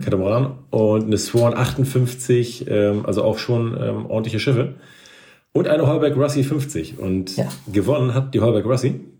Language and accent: German; Northern Germany, Germany; als Norddeutscher